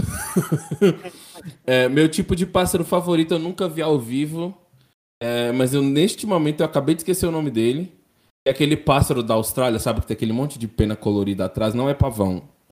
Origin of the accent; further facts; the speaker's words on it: Teófilo Otoni, Minas Gerais, Brazil; Nasci em Teoflotone, Minas Gerais